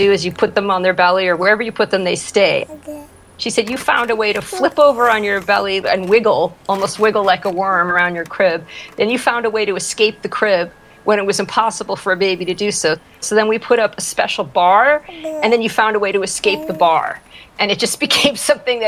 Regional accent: Peabody, Massachusetts, United States; now in Santa Monica, United States; I grew up in Peabody, Massachusetts. That is on the north shore of Boston.

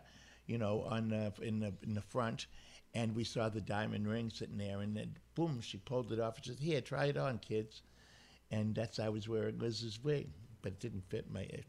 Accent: Boston, Massachusetts, United States; I'm from Boston.

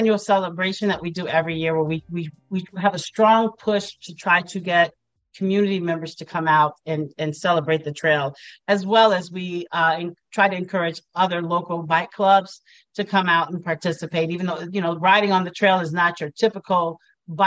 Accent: Chicago, Illinois, United States; born or raised there

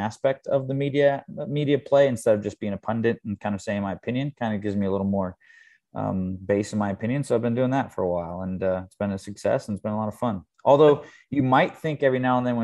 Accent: Thousand Oaks, California, United States; also born or lived in Manhattan Beach, California; I live in Manhattan Beach, California, but not too far from my hometown, Thousand Oaks.

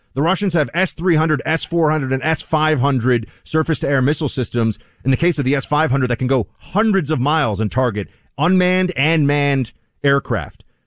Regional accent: New York City, New York, United States; as a New Yorker

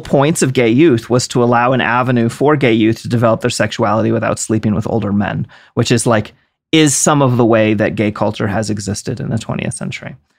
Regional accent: East Coast, United States; I'm from the East Coast

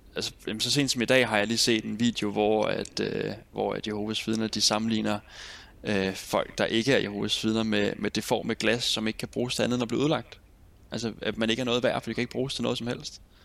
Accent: Nykøbing Sjælland, Zealand, Denmark; moved away as an adult; also born or lived in Roskilde; Nykøbing Sjælland, hvor jeg kommer fra

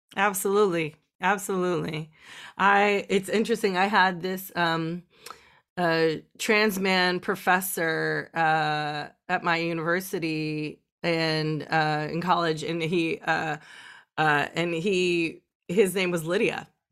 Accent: California, United States; even though I grew up in California, I grew up in a small town

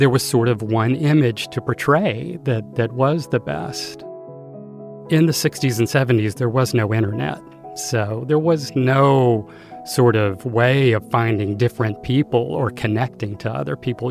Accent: Greensboro, North Carolina, United States; I was born in 1963 in Greensboro, North Carolina.

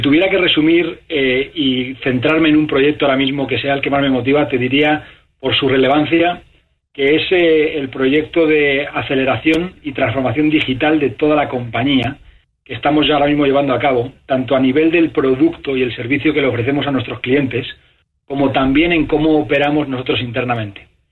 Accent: Spain; moved away as an adult; now in United States; mi país natal, España

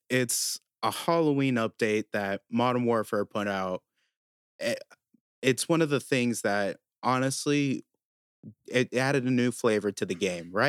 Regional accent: Ireland; I'm Irish.

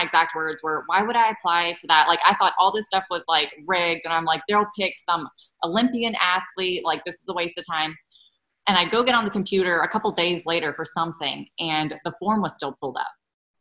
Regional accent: South Carolina, United States; I'm from South Carolina

